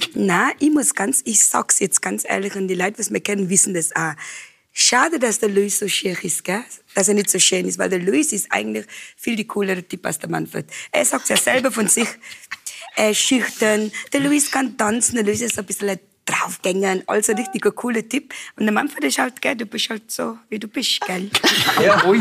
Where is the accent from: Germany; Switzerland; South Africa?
South Africa; Cape Town, Western Cape; German is a second language; moved away as an adult; also born or lived in Johannesburg; now in Hall in Tirol, Austria; in Südafrika, wo ich aufgewachsen bin, wir haben äh, äh, Afrikaans und Englisch.